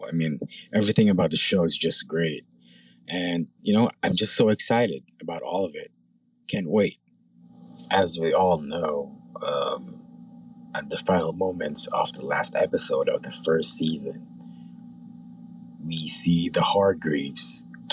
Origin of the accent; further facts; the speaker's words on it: Philippines; I'm from the Philippines.